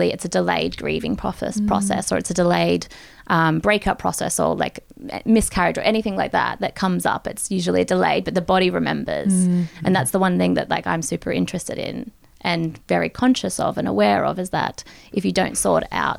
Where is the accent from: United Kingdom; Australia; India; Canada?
Australia; moved away as an adult; also born or lived in United States / Japan; as an Australian 18-year-old who'd never seen snow or couldn't ski, I booked a one-way ticket to America